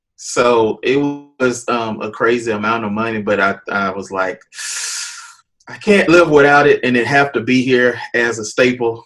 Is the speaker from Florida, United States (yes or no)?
yes; Jacksonville, Florida, United States; moved away as an adult; also born or lived in Nashville; born, raised Jacksonville. Um, saved in Jacksonville, high school, middle school, everything.